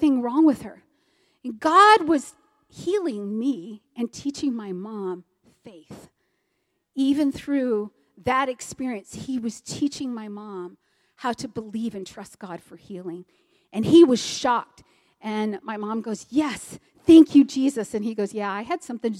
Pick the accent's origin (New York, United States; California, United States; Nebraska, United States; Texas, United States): Texas, United States; I'm a Texan. I'm very proud to be a Texan.